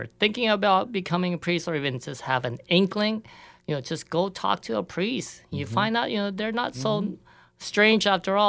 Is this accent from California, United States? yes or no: yes; California, United States; moved away; I'm from California originally.